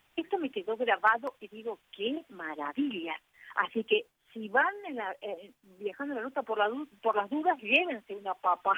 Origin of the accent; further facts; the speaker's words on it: Corrientes, Argentina; now in Buenos Aires, Argentina; yo aprendí en la provincia, soy correntina provinciana, una provincia del norte de, Argentina